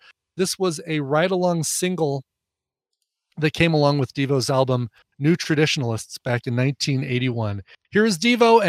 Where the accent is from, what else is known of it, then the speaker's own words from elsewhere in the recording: Australia; accent: Australian; I know one person on Twitter maybe doesn't appreciate my Australian accent so much.